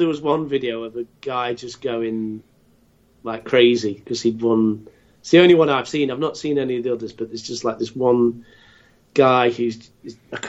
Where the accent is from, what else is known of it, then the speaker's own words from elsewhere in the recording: England, United Kingdom; I'm British. I'm English.